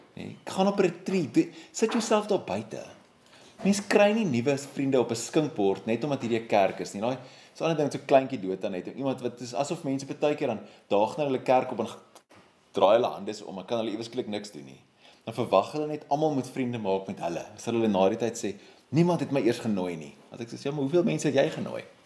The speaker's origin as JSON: {"language": "Afrikaans", "country": "South Africa", "said": "my wye gemeenskap as 'n Suid-Afrikaner"}